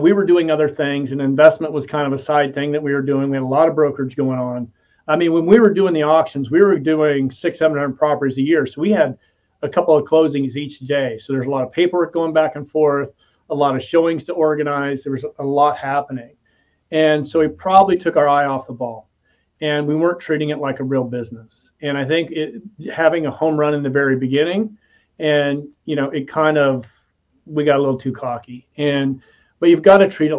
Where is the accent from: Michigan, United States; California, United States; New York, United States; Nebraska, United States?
Nebraska, United States; I'm from Nebraska